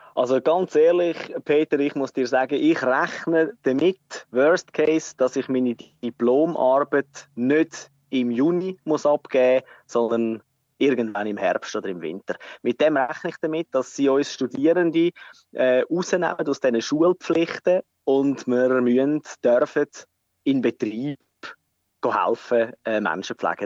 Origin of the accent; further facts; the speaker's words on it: Switzerland; bei uns in der Schweiz